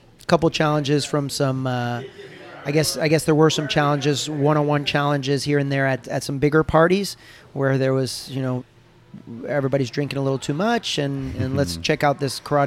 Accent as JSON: {"language": "English", "country": "United States", "also_born_or_lived": "Japan / Brazil", "moved": "as an adult", "said": "I was the first American black belt under Professor Fabio"}